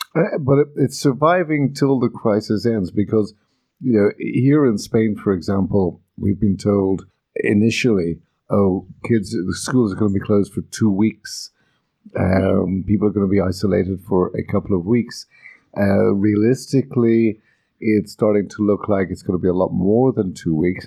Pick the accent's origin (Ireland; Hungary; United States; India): Ireland; moved away; I come from Ireland, as does Maeve, and in Ireland we talk to everybody